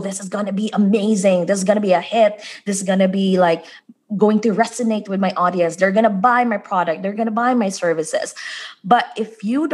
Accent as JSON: {"language": "English", "country": "Philippines", "moved": "as an adult", "lives_now": "United States", "said": "when I came here in the US, I'm originally from the Philippines"}